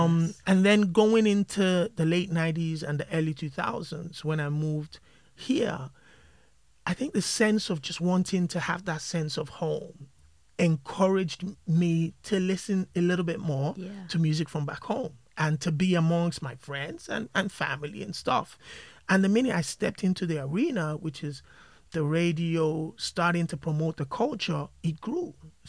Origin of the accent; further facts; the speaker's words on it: Nigeria; moved away; Growing up in Nigeria, growing up in Africa, at the early ages, we were all huge fans of hip-hop and R&B and pop and all of these things.